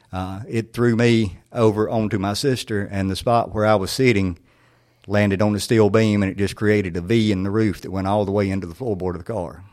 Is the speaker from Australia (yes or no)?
no; Siloam, North Carolina, United States; my childhood there, there was such a sense of community